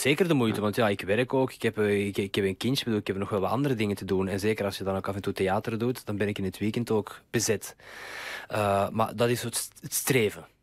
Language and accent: Dutch; Mechelen, Flanders, Belgium; now in Amsterdam, Netherlands; mijn roots liggen in Mechelen.